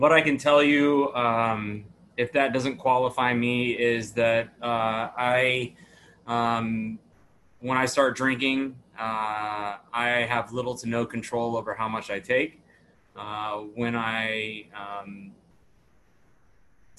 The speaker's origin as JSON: {"language": "English", "town": "Dallas", "region": "Texas", "country": "United States", "tie": "born or raised there", "also_born_or_lived": "Tacoma, Washington", "said": "I was born in Tacoma, Washington. I grew up in Dallas, Texas."}